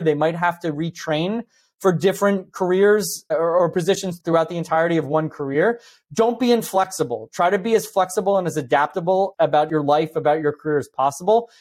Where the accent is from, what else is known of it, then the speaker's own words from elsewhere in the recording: New Jersey, United States; I grew up in New Jersey in the, almost literally in the shadow of Manhattan